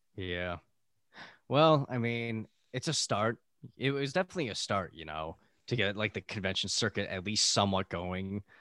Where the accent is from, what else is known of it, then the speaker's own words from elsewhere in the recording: Buffalo, New York, United States; now in California, United States; we're both from Buffalo